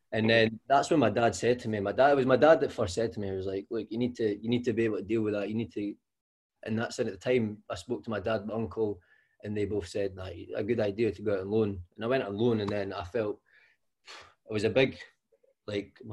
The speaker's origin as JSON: {"language": "English", "town": "Kinross", "region": "Scotland", "country": "United Kingdom", "moved": "as an adult", "lives_now": "Inverness, United Kingdom", "said": "I'm from Kinross"}